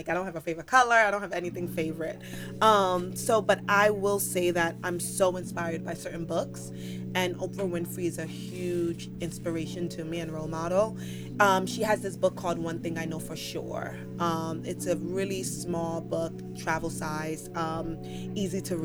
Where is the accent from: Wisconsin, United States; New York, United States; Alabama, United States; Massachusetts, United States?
New York, United States; New York City; moved away as an adult; now in Los Angeles, United States; born and raised in the Bronx. A New York kid.